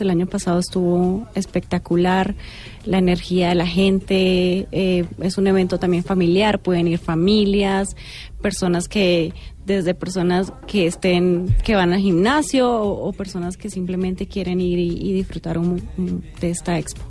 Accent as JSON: {"language": "Spanish", "country": "Colombia", "tie": "born or raised there", "also_born_or_lived": "Venezuela", "said": "Nací en Venezuela, pero me crié en Colombia"}